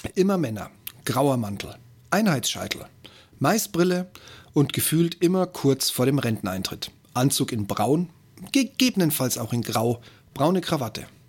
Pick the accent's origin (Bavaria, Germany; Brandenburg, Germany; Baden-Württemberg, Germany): Bavaria, Germany; Upper Palatinate; born or raised there